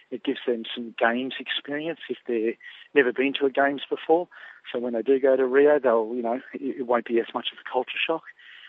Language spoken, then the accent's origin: English; Australia; now in New Zealand; And I guess being Australian in New Zealand, we are in the Pacific.